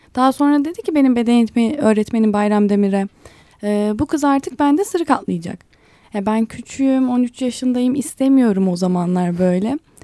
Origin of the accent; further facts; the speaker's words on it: Ankara, Turkey; also born or lived in Istanbul; Ankaralıyım ben. Ankara'da yaşıyorum.